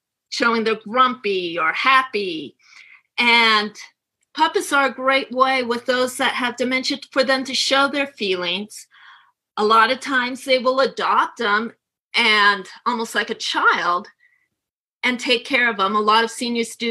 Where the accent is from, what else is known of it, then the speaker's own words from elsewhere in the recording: right outside of San Francisco, California, United States; moved away as an adult; also born or lived in Kansas City area; now in Kansas City, United States; I was born and raised right outside of San Francisco